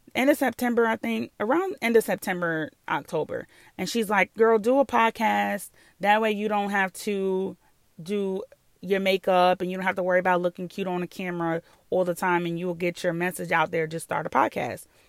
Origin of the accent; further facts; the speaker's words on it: New York, United States; moved away; I'm from New York.